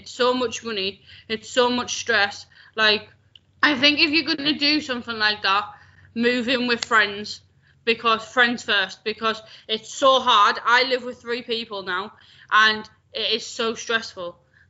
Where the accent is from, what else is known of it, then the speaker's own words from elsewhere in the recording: Scotland, United Kingdom; I'm from Scotland. I just don't sound it.